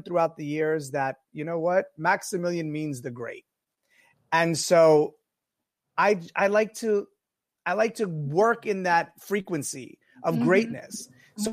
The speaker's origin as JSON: {"language": "English", "town": "Greenwich", "region": "Connecticut", "country": "United States", "tie": "born or raised there", "also_born_or_lived": "Florence, Italy", "said": "growing up in the restaurant in Greenwich"}